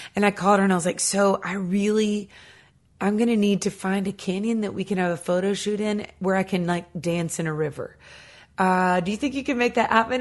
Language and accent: English; Nashville, Tennessee, United States; I grew up here in Nashville Tennessee